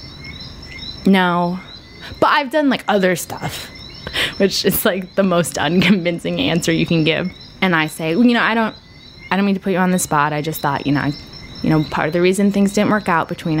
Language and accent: English; United States; as an American woman